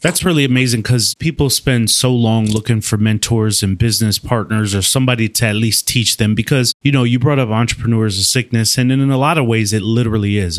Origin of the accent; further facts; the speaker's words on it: Wisconsin, United States; I'm from Wisconsin